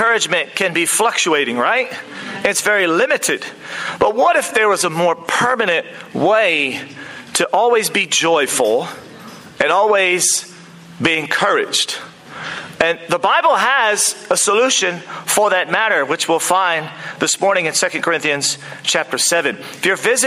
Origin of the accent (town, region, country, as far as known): United States; now in New Zealand